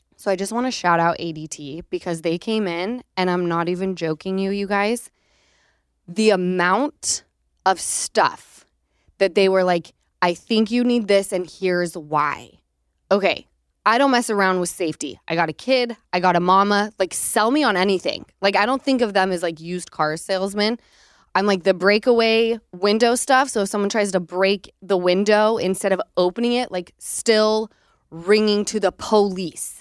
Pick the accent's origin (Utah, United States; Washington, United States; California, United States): Utah, United States; now in Los Angeles, United States; growing up in Utah